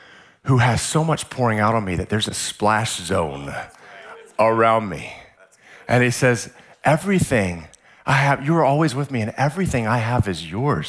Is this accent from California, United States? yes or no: yes; San Diego, California, United States; Like, I'm from San Diego, where we have SeaWorld